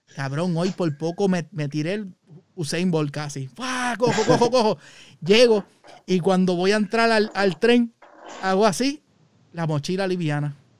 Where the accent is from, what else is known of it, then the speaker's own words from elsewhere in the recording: Puerto Rico; moved away; esas son las cosas que llenan uno como puertorriqueño acá